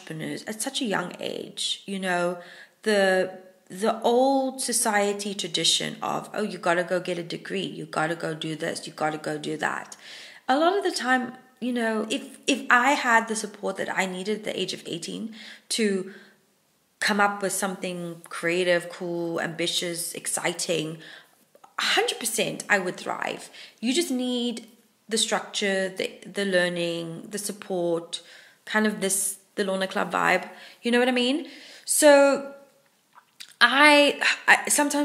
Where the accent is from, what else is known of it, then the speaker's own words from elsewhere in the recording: Hermanus, Western Cape, South Africa; moved away as an adult; now in Wales, United Kingdom; Hermanus is my hometown in South Africa